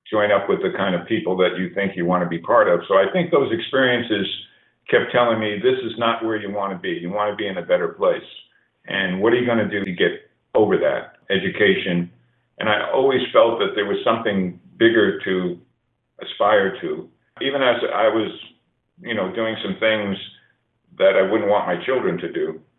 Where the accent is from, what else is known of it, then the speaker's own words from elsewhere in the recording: New York City, New York, United States; moved away; also born or lived in Colorado Springs; my early days of growing up in New York City, really a street kid with a you know a lower income family.